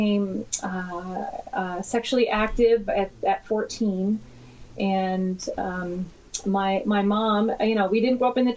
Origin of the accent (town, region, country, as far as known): New York, United States; born or raised there; moved away as an adult; now in California, United States